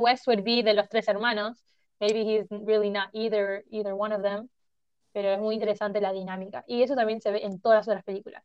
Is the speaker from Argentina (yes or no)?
yes; Argentina; somos de Argentina